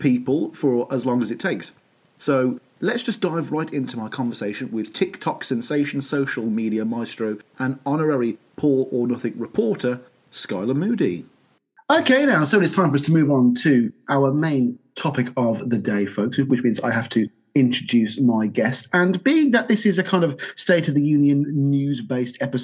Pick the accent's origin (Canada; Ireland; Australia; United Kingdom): United Kingdom; as a Brit